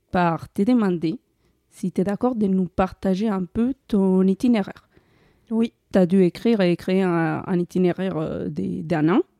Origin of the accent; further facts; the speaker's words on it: Colombia; now in France; Je suis Catherine et en 2017, j'ai quitté la Colombie pour venir en France.